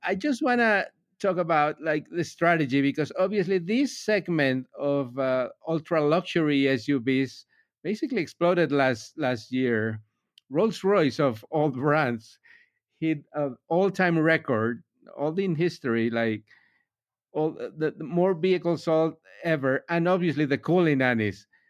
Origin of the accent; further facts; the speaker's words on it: Miami, Florida, United States; I'm from Miami